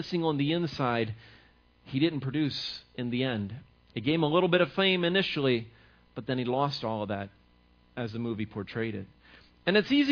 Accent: the Maryland area, United States; where I grew up in the Maryland area

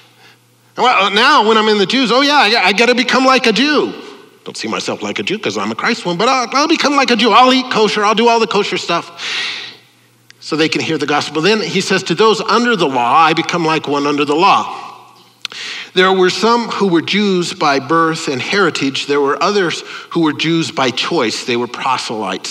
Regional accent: United States; I'm an American. I'm an Italian-American

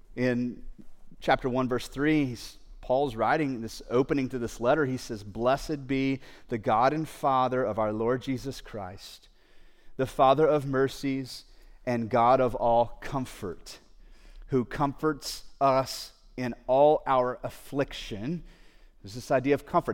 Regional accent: United States; There are certain mindsets that we have here growing up in the United States or in a Western culture

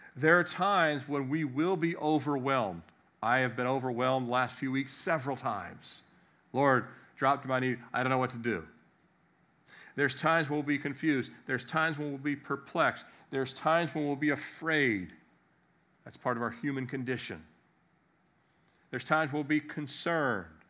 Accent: Annapolis, Maryland, United States; I was born in America, Annapolis, Maryland

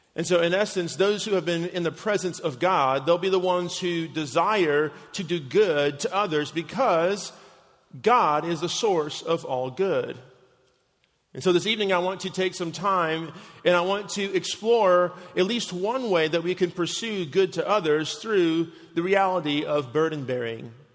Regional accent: Chicago, Illinois, United States; my hometown of Chicago

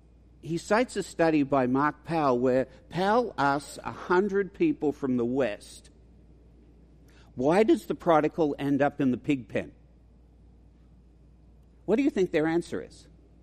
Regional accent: Australia; accent: mongrel accent; moved away as an adult; now in United States; It's a mongrel accent. I'm an Australian, but I've lived here for 40 years.

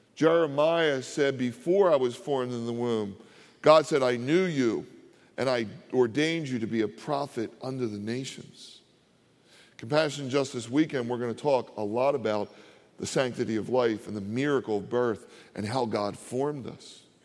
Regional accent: Philadelphia, Pennsylvania, United States; also born or lived in Delaware County, Pennsylvania / New Jersey; I grew up in Philadelphia.

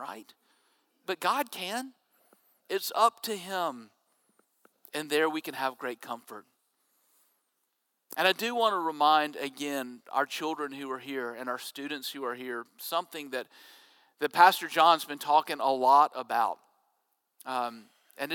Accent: Jackson, Mississippi, United States; I was growing up in Jackson, Mississippi

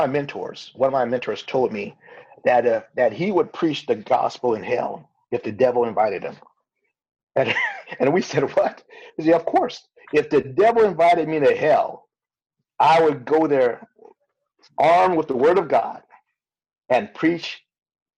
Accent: Los Angeles, California, United States; we were raised in South Central Los Angeles

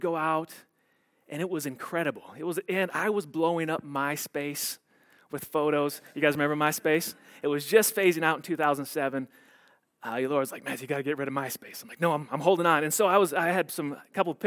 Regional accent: Illinois, United States; also born or lived in Wisconsin / Texas; now in Colorado, United States; I grew up in Illinois and in Wisconsin

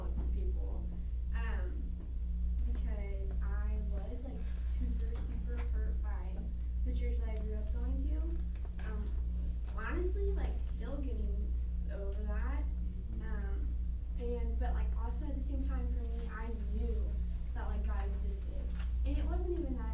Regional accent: Washington, United States; moved away; I'm from Washington

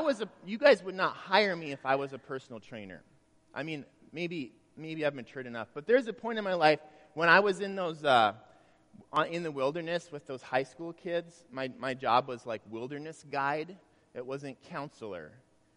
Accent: Grand Forks, North Dakota, United States; when I was in high school, I grew up in Grand Forks in high school

